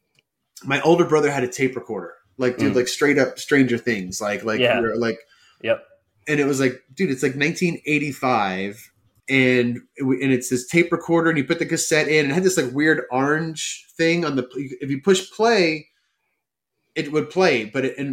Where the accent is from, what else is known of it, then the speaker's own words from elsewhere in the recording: Northern New Jersey, United States; moved away as an adult; also born or lived in Allendale, New Jersey; now in Los Angeles, United States; we were growing up in Northern New Jersey